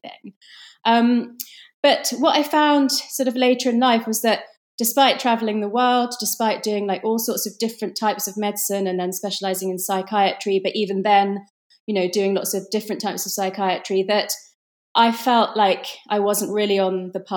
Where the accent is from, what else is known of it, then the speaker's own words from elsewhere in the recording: London, United Kingdom; I was born in London in the UK, but my parents are Indian